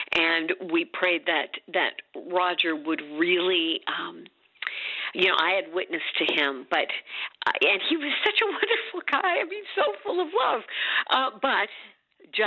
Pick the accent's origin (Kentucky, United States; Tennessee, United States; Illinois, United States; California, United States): Illinois, United States; Champaign; moved away; also born or lived in Washington, D.C.; Champaign, Illinois, which is my hometown